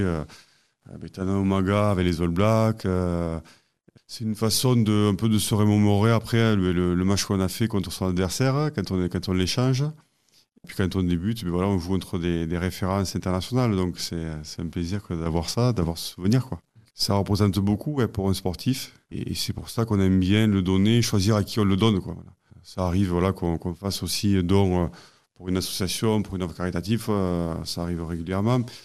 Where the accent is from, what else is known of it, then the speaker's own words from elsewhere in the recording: Vénès, Occitania, France; Je suis originaire du Tarn, et plus précisément du village de Vénès, situé entre Castres et Albi